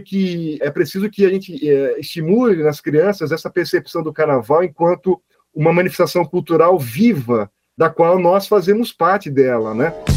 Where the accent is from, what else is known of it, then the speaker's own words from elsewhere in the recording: Brazil; enquanto brasileiros, brasileiras